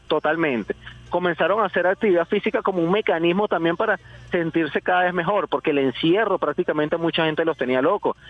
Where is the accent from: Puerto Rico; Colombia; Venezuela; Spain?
Venezuela; Nosotros siendo venezolanos